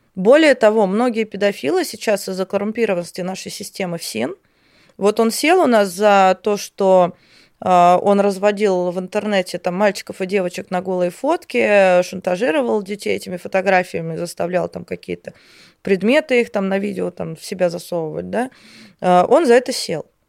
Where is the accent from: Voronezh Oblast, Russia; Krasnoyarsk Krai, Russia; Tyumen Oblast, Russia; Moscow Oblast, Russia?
Voronezh Oblast, Russia; Voronezh; я сама из Воронежа